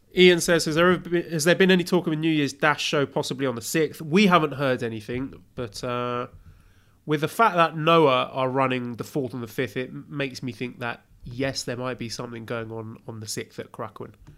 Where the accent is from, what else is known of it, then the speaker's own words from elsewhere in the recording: United Kingdom; I'm British